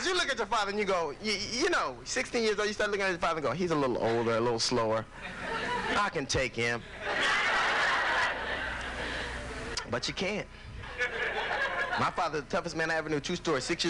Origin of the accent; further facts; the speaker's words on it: Los Angeles, California, United States; I grew up in Los Angeles in a gang, man.